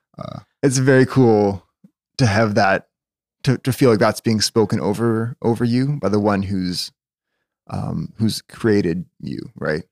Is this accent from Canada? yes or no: yes; Winnipeg, Manitoba, Canada; I was born in Winnipeg, Victoria General Hospital. Um, yeah, n-, never really saw fit to move away, I guess